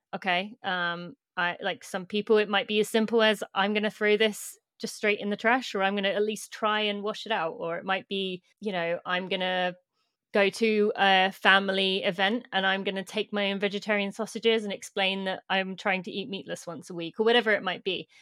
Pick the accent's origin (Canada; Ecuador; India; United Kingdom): United Kingdom; moved away as an adult; now in United States; I'm British, but I live in the US